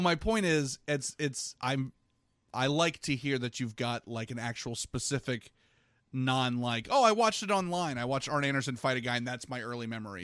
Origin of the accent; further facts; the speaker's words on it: Virginia, United States; I grew up in Virginia